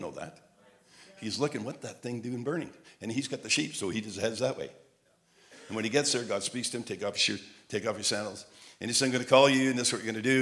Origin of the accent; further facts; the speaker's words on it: Montreal, Quebec, Canada; I had an accent, a southern accent, and I'm from Montreal.